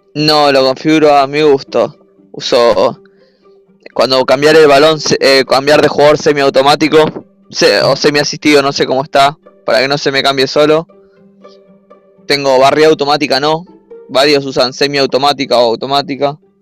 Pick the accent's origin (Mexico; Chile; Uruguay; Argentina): Argentina; Buenos Aires; De Argentina, de Buenos Aires, la capital.